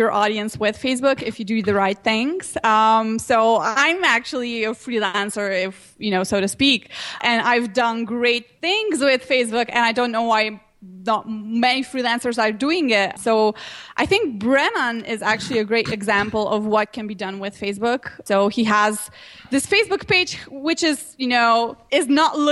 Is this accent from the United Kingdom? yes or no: no; Slovenia; I'm from Slovenia